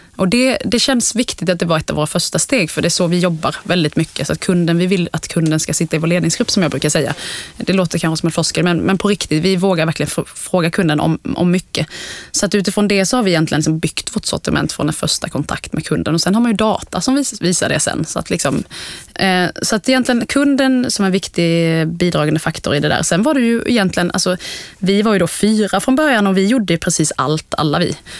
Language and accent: Swedish; Älmhult, Kronoberg County, Sweden; Jag kommer från Småland från början, uppvuxen i Ikealand i Älmhult